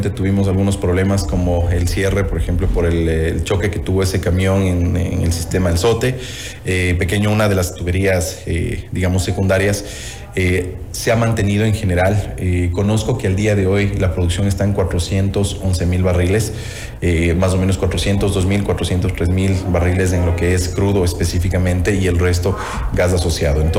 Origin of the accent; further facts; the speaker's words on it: Ecuador; Y eso realmente como ecuatoriano yo